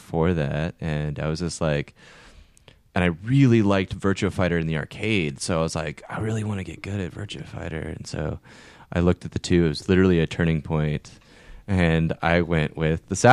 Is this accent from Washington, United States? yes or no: yes; Marysville, Washington, United States; my hometown of Marysville, Washington